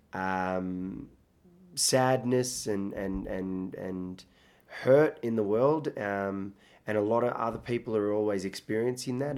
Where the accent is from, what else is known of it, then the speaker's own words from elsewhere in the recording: Australia; accent: Australian; also born or lived in Iraq; I grew up partly in Australia.